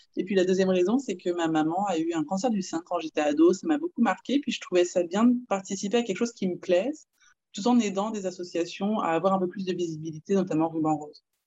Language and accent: French; France; moved away as an adult; now in Quebec, Canada; je suis française et puis je vis au Québec depuis 5 ans